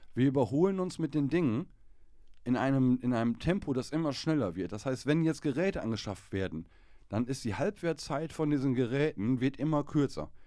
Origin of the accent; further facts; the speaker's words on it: Germany; wir als Deutsche